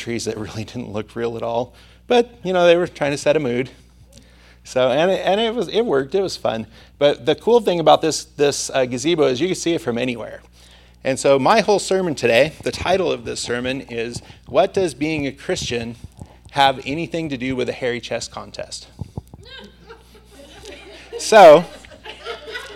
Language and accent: English; Santa Maria, California, United States